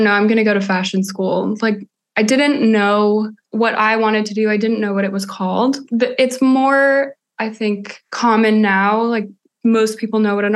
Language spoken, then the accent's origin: English; Colorado, United States; also born or lived in California; now in Los Angeles, United States; So I grew up in Colorado, even though I was born in California